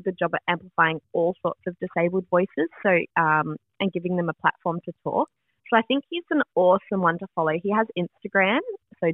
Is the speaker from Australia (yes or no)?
yes; Melbourne, Victoria, Australia; we're both from Melbourne